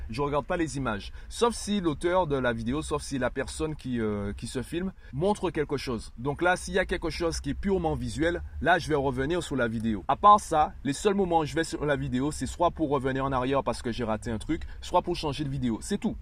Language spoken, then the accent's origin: French; Guadeloupe; je suis guadeloupéen